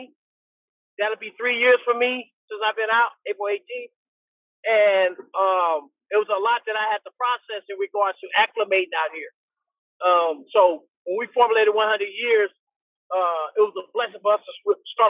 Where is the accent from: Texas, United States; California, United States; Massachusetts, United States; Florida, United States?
California, United States; Oakland; also born or lived in Richmond, California; I was born and raised in Oakland, but I'm a surrogate of Richmond